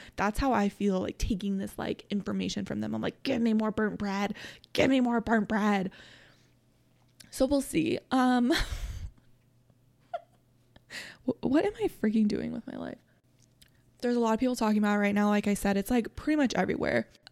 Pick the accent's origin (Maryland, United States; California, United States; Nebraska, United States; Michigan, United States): Nebraska, United States; I'm from Nebraska. I'm three hours from Kansas City